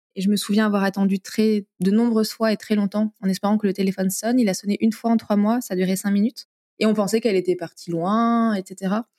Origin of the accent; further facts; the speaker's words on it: Limoges, Nouvelle-Aquitaine, France; moved away as an adult; je suis originaire de Limoges, que j'ai quitté, je suis revenue